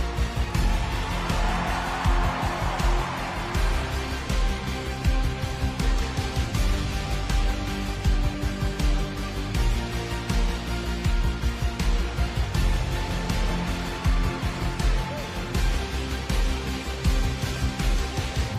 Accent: Canada; moved away; I am originally from Canada

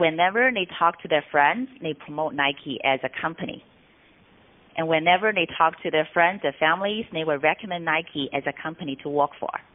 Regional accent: Shanghai, China; moved away as an adult; also born or lived in Singapore; moved back to Shanghai, my hometown

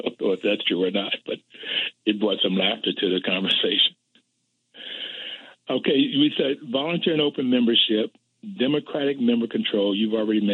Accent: Bluefield, West Virginia, United States; growing up in Bluefield, West Virginia

